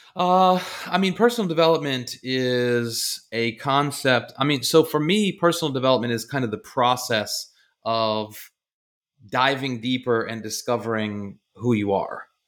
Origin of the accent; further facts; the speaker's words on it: Baltimore, Maryland, United States; I'm from Baltimore area